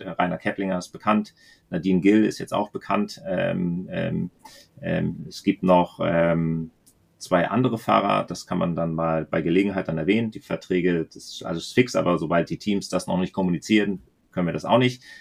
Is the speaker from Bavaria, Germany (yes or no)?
no; the German-Danish border, Schleswig-Holstein, Germany; moved away; ich bin an der Grenze fast aufgewachsen